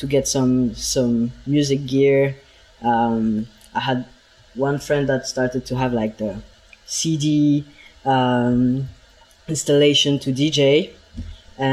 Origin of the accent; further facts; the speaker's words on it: Bern, Switzerland; moved away as an adult; also born or lived in Lausanne; I grew up in Bern